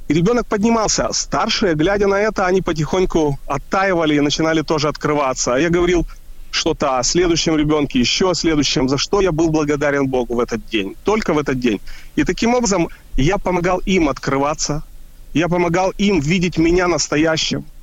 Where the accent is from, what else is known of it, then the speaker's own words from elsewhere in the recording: Kyiv, Ukraine; now in Israel; мы из Киева переехали э, в Израиль. Я вспомнил, когда я жил в Киеве